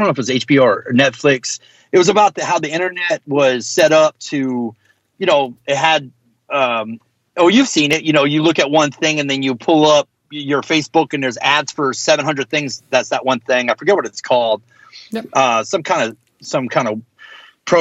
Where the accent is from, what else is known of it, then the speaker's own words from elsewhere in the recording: the South, United States; being a hardcore kid growing up in the South